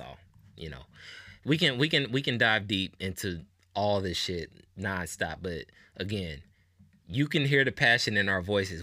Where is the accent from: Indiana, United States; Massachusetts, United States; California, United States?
Indiana, United States; Indianapolis; I'm from Nap. I'm from Indianapolis.